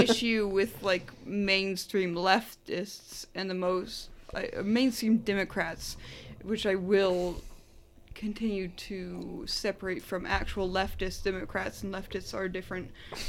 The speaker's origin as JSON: {"language": "English", "region": "Washington", "country": "United States", "said": "I am from Washington"}